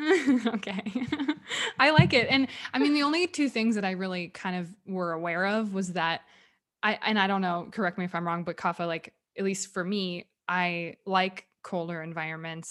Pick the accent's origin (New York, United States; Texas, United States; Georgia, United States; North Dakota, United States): Texas, United States; moved away as an adult; also born or lived in California / Dallas; I grew up in Texas